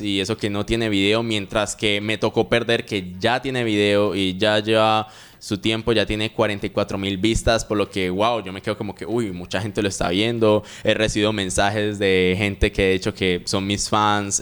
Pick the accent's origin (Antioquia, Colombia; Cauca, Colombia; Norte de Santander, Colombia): Antioquia, Colombia; Medellín; now in Cali, Colombia; actualmente resido en Cali, aunque nací en Medellín